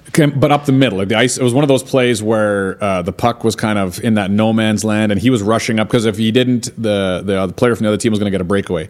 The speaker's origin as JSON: {"language": "English", "country": "Canada", "said": "I'm Canadian."}